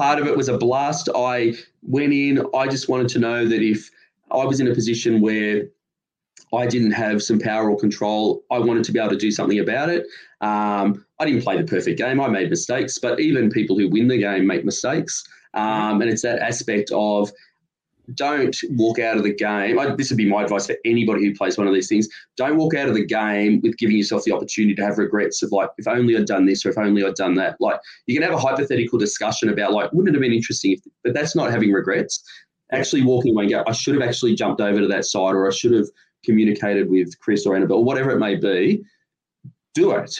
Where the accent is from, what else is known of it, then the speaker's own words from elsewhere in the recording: Sydney, New South Wales, Australia; I'm from Sydney